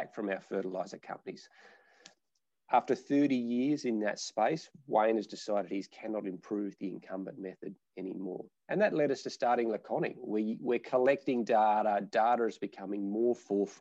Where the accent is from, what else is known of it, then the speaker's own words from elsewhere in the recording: Nabawool, near Northam, Western Australia, Australia; My family are fifth generation farmers in a little small town called Nabawul, which is about 30 kilometres just out of Durham